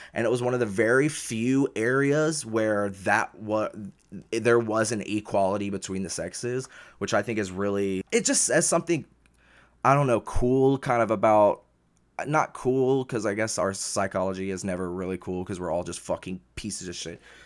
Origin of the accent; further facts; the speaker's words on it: the South, United States; growing up in the South